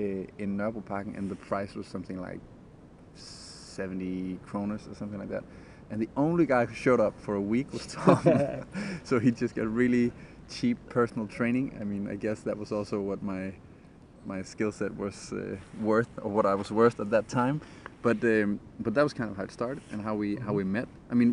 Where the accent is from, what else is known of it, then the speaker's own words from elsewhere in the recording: Denmark; also born or lived in London; I came home from London after working as a UX designer there, started training with a bunch of guys doing movement training, came back after I quit my job. I was really stressed. I wanted to do a vacation, like just a month vacation back in Denmark